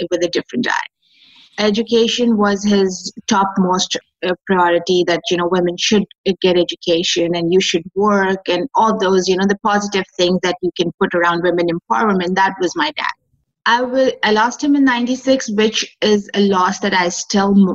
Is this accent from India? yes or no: no; Pakistan; I am from Pakistan